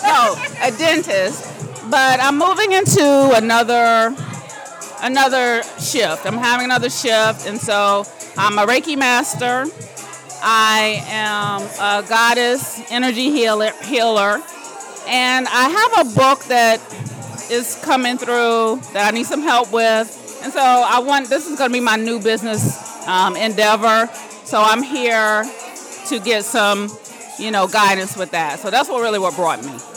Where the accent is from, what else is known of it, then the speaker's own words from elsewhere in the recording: Fayetteville, North Carolina, United States; now in Apex, United States; originally from Fayetteville, North Carolina. I currently live in Apex